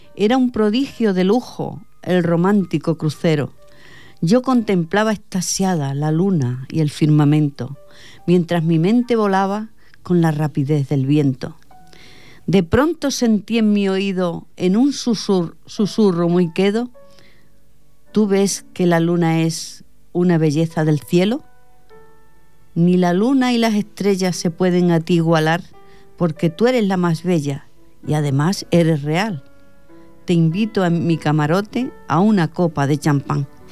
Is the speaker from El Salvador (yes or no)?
no; Extremadura, Spain; now in Catalonia, Spain; soy extremeña